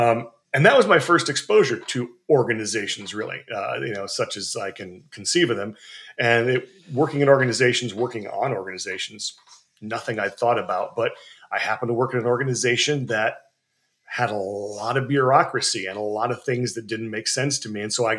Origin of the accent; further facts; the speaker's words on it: Montana, United States; now in East Coast, United States; I grew up in Montana and moved around a little bit. Right now, I live on the East Coast